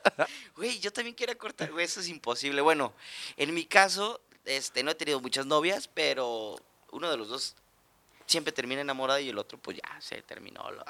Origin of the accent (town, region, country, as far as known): Mexico